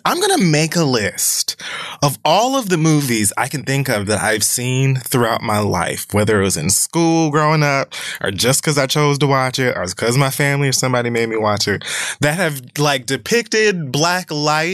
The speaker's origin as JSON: {"language": "English", "region": "Florida", "country": "United States", "said": "I'm from Florida"}